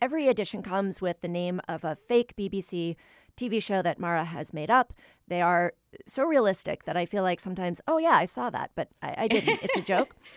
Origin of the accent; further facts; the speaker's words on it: New England, United States; I'm, I'm from New England, so I tend to default to an aw sound when I, when I speak